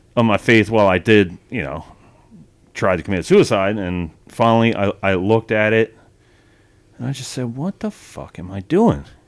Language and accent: English; Wilmington, Delaware, United States; I spent twenty years growing up in that place